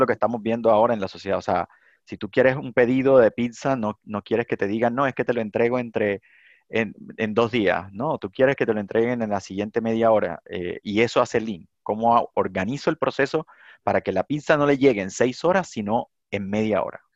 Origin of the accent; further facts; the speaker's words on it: Cartagena, Bolívar, Colombia; also born or lived in San Onofre, Colombia; now in Chile; yo nací en Cartagena, pero me moví por cosas de, trabajo de mi papá a San Onofre, y luego otra vez me devolví por temas de la violencia a Cartagena